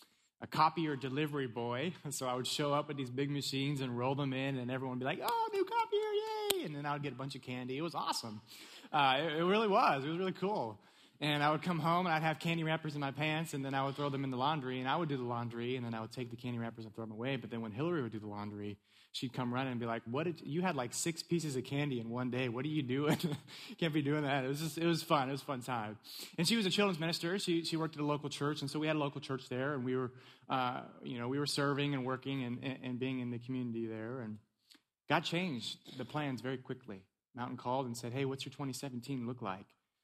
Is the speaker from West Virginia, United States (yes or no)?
no; California, United States; also born or lived in East Tennessee; now in Maryland, United States; I'm originally from California, so I made the move to East Tennessee